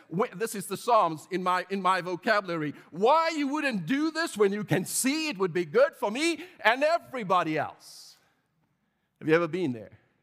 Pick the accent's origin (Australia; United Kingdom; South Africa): South Africa; growing up in South Africa